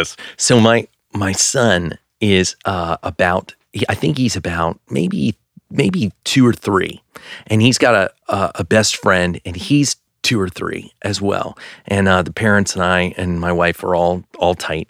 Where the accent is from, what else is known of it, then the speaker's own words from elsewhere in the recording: Pennsylvania, United States; we come from Pennsylvania